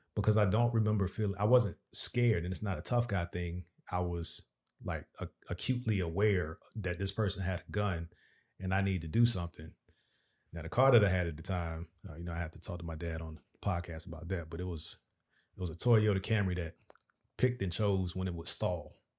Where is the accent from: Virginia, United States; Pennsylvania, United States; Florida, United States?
Virginia, United States; moved away as an adult; also born or lived in Dubai; now in Dallas-Fort Worth, United States; We are from Virginia, the seven five seven area to be exact